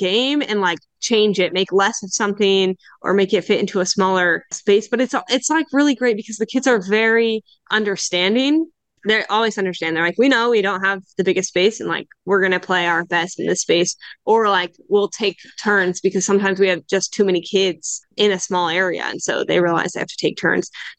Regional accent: United States; moved away as an adult; also born or lived in Indiana; now in Canary Islands, Spain; Growing up in the States, being in cross country

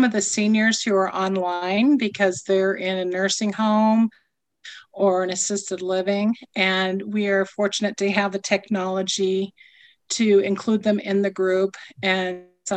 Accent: North Platte, Nebraska, United States; I grew up here in North Platte and went to school here

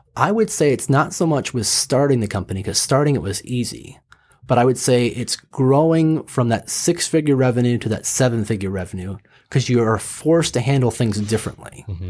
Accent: Michigan, United States; also born or lived in Los Angeles / Kansas City, Missouri; I grew up in Michigan

